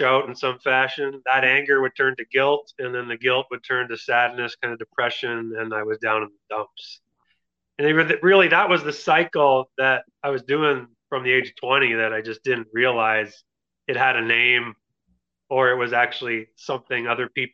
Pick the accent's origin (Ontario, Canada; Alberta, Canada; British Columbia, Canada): Ontario, Canada; Kitchener; also born or lived in Kingston; I moved up to Kitchener. It's my hometown.